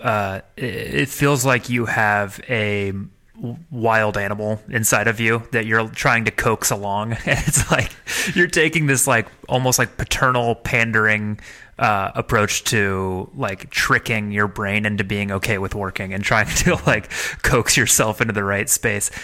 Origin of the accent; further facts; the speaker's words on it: Midwest, United States; moved away; I come originally from the Midwest, from Midwestern people